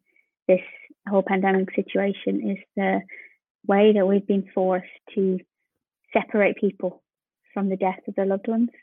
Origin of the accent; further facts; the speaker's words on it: Ireland; being Irish